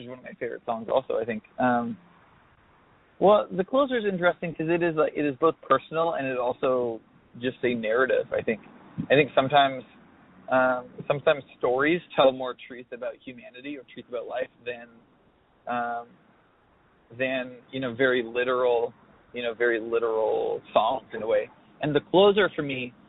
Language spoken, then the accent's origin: English; Alberta, Canada; It's this small town, a lot like the one I grew up in Alberta